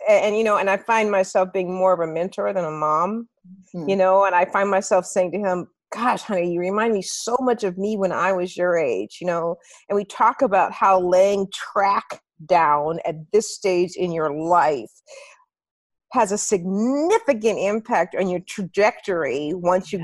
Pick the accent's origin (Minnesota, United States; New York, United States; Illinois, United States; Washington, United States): Minnesota, United States; Minneapolis; moved away as an adult; get back to Minneapolis and be an anchor in my hometown